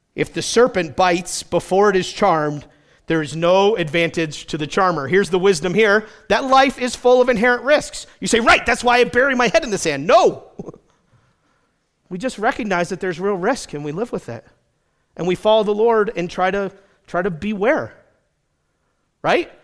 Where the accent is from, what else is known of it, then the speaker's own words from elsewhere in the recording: New England, United States; I grew up in New England with lots of stone walls.